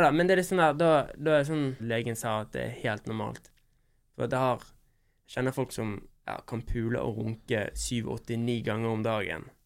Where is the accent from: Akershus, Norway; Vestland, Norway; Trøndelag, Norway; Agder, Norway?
Vestland, Norway; Bergen; also born or lived in Oslo; Når jeg er hjemme i Bergen